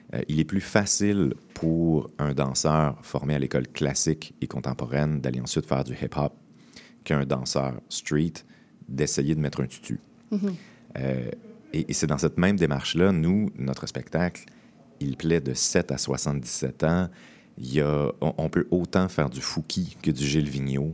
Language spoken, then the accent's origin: French; Montreal, Quebec, Canada; moi je viens de Montréal